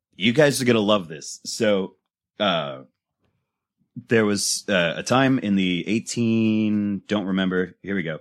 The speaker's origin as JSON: {"language": "English", "country": "United States", "said": "speaking as an American"}